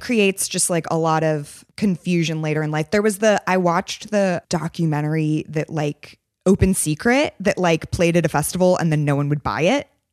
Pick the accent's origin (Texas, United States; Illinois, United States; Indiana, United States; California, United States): California, United States; San Francisco; I'm from San Francisco